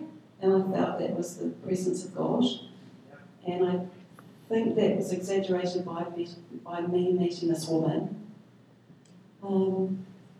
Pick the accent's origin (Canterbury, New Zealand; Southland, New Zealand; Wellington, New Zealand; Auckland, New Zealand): Auckland, New Zealand; moved away; I'm from Auckland